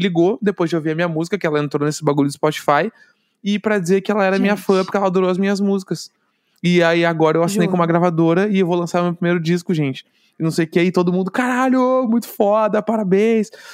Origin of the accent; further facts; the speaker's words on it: Brazil; accent: gaúcho; sou do Brasil